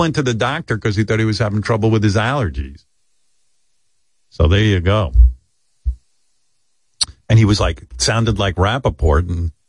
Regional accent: New York, United States; also born or lived in Boston / Florida; I grew up in New York.

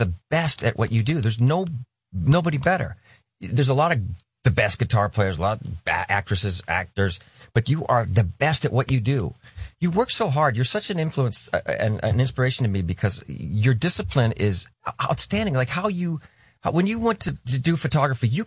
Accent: Southern California, United States; growing up in Southern California

